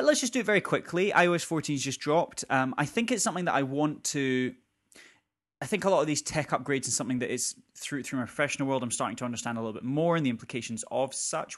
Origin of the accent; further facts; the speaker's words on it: Scotland, United Kingdom; we are both Scottish